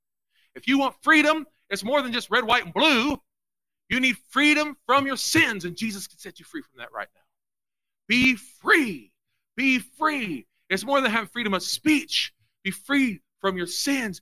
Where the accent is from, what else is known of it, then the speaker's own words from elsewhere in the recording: United States; I'm a Christian first. I'm an American second.